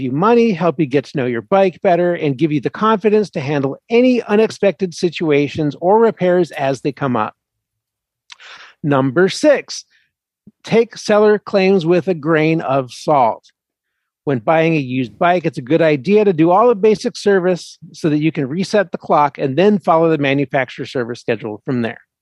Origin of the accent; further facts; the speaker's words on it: Philadelphia, Pennsylvania, United States; I'm a Philly boy